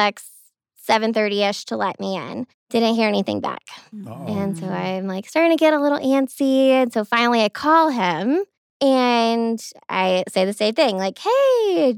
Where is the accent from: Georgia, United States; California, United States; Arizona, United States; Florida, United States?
Georgia, United States; Commerce; accent: Georgia; now in Denver, United States; I'm from outside of Athens area.